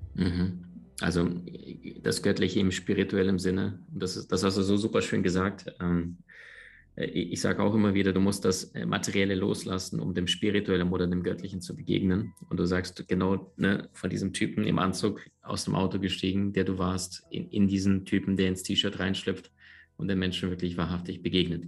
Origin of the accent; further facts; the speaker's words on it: Crimea, Ukraine; moved away; also born or lived in Siberia / Berlin / United States / Andalusia; aufgewachsen oder geboren in Sibirien, aufgewachsen dann ein paar tausend Kilometer weiter westlich auf der Halbinsel Krim.